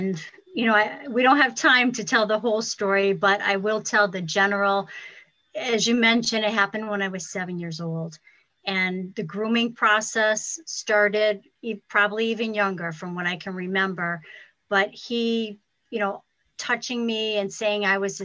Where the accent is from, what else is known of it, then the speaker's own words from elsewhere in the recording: Ludlow, Massachusetts, United States; I'm from Ludlow, Massachusetts.